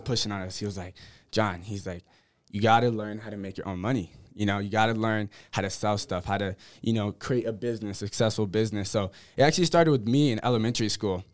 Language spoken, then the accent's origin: English; Menifee, California, United States; also born or lived in Columbus, Ohio / Whittier, California; Five, then we moved to Menifee, California, which is an hour away from San Diego